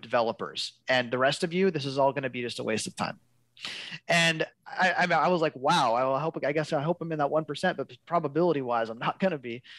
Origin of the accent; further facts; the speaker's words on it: Seattle, Washington, United States; now in Olympia, United States; born and raised in West Seattle.